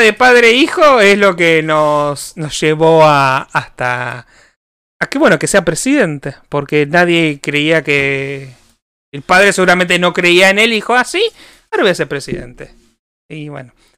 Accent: Argentina

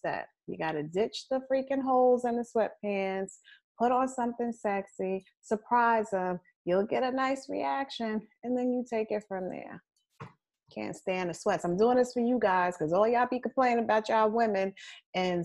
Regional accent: United States; I wasn't born in Africa. I say I'm American

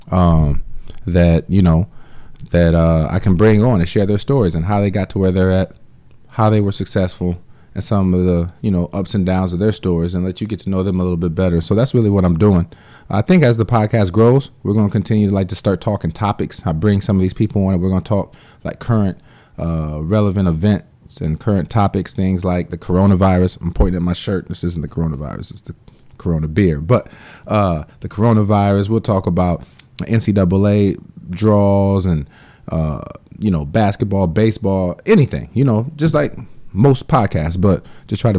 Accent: South Bend, Indiana, United States; moved away as an adult; also born or lived in Evansville, Indiana / Atlanta; I'm from South Bend, Indiana.

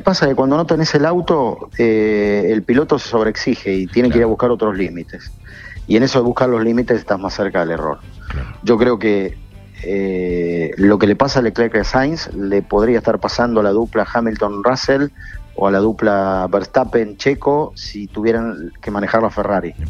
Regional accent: Argentina; cuando vos sos argentino

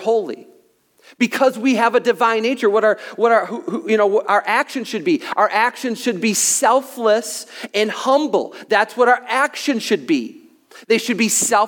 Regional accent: United States; by nature, I'm an American

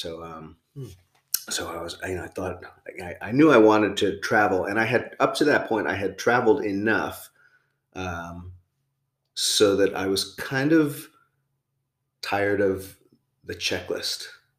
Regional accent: New Jersey, United States; moved away as an adult; also born or lived in Brooklyn, New York / Thailand; I was born in Brooklyn, but I grew up in Jersey.

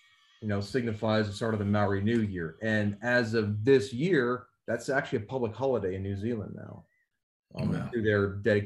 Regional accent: United States; accent: cornbread; moved away as an adult; now in Australia; I was American.

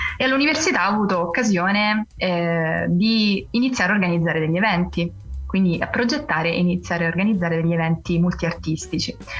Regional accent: Rome, Lazio, Italy; geograficamente sono romana, romana de Roma

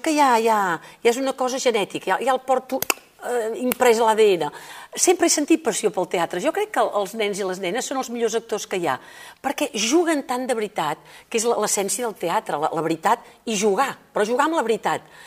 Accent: Igualada, Catalonia, Spain; also born or lived in Òdena; jo vinc d'Igualada

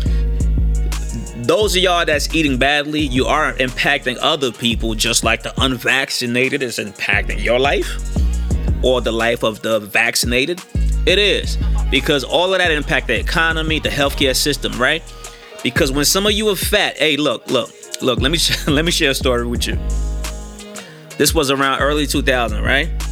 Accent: New York City, New York, United States; I'm from New York City, Queens, South Jamaica, Queens.

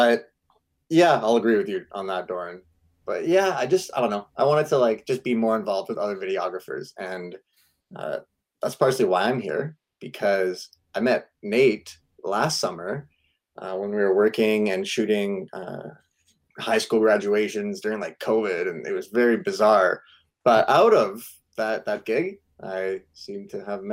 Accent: Ontario, Canada; now in Burnaby, Canada; We're originally from Ontario, but we are happily situated here in BC

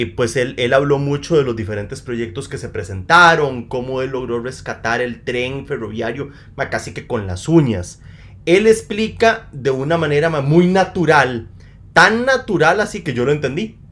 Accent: Costa Rica; Yo vengo como un costarricense más

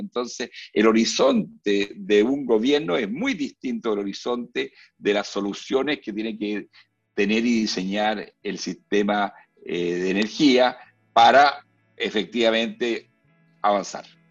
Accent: Chile; Esto no lo digo yo como chileno

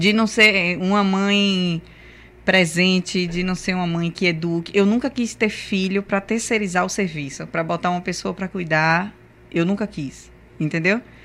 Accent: Camaçari, Bahia, Brazil; nossa infância em Camaçari foi linda

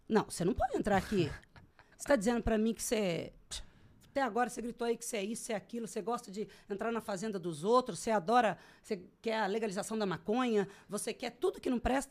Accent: Brazil; now in Sorriso, Brazil; eu sou legítima brasileira

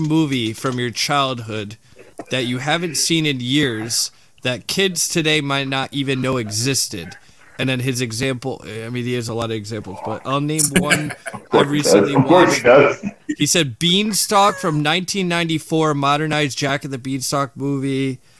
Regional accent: Australia; born there; so, my mom bought me this movie because I was born in Australia, so kangaroos in it.

